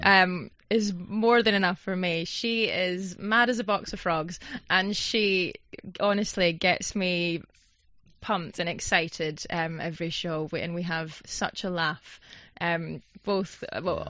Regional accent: Scotland, United Kingdom; I'm from Scotland, so I'm yeah. used to the cold weather

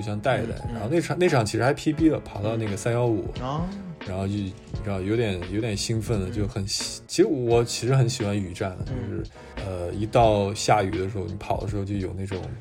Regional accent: Shaanxi, China; moved away; 因为我是嗯。陕西的

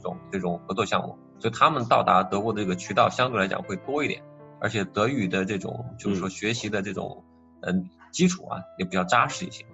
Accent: China; moved away as an adult; now in Germany; 因为我们是中国人，然后我们从小的学习方式是那样的

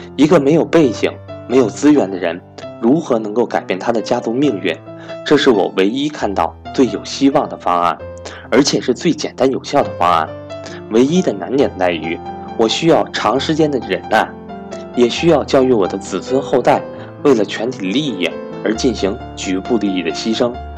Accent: China; 如果我没有出生在中国这个和平崛起的时代

